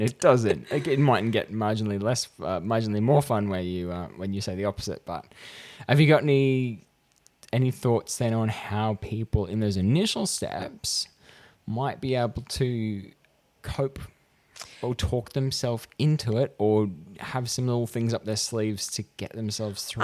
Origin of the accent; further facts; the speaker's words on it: regional New South Wales, Australia; I was in my hometown at regional New South Wales